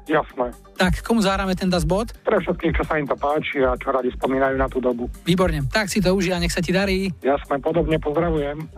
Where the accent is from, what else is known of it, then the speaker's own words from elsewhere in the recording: Sliač, Banská Bystrica Region, Slovakia; Sliač pri zvolení.